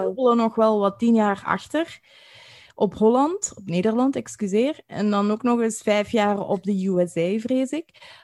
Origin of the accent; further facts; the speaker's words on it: Belgium; accent: Belgian; wij als, als Belgen met ons accent